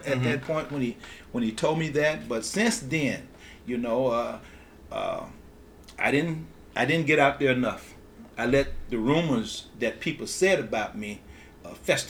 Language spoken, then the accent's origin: English; Grenada, Mississippi, United States; moved away as an adult; also born or lived in Chicago; I grew up on Rayford Street over there near the ICS Head Start.